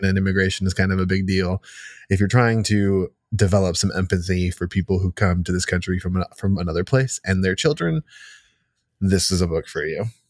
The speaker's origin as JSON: {"language": "English", "country": "United States", "tie": "born or raised there", "said": "I was born here. I've lived here my entire life."}